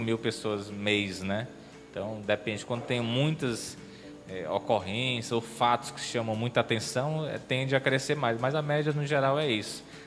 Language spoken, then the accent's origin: Portuguese; Maracanaú, Ceará, Brazil; now in Sobral, Brazil; eu sou de, de Maracanaú, que é a região metropolitana aqui de, de Fortaleza.